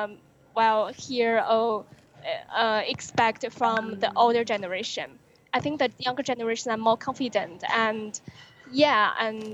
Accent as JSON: {"language": "English", "country": "China", "tie": "born or raised there", "first_language": "Chinese", "second_language": "English", "said": "my own experience growing up in China as a millennial."}